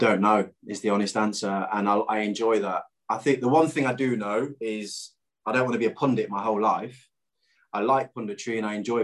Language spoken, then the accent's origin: English; Clifton, East Midlands, United Kingdom; I'm from Clifton